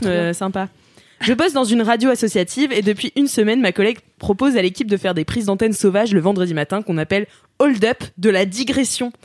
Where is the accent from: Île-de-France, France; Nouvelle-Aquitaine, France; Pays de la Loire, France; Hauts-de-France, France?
Pays de la Loire, France; Nantes; ma mère est née de Quimper, donc je suis à 50% Bretagne et à 50% Vendéenne, donc je, j'ai, je suis née à Nantes